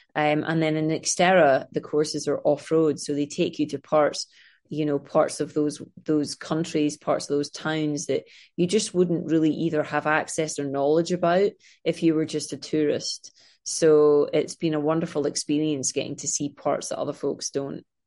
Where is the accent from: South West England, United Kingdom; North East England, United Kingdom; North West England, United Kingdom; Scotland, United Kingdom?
Scotland, United Kingdom; now in Los Angeles, United States; I am from Scotland, as you can tell by my crazy accent.